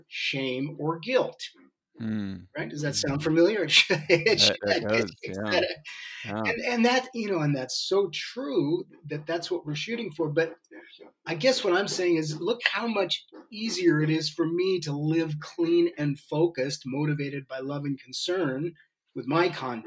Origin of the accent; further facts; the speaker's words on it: San Francisco Bay Area, California, United States; I was the luckiest person on the planet growing up in the San Francisco Bay Area in the 60s